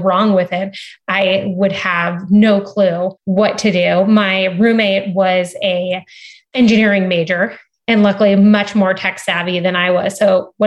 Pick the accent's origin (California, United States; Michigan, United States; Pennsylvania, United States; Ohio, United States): California, United States; Cardiff by the Sea; moved away as an adult; I was born and raised in San Diego. I grew up in a beautiful town called Cardiff by the Sea.